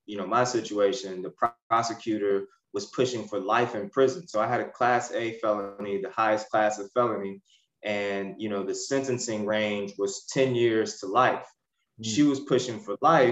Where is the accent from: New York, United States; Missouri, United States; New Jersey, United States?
Missouri, United States; Ferguson; I grew up in the Ferguson, Missouri area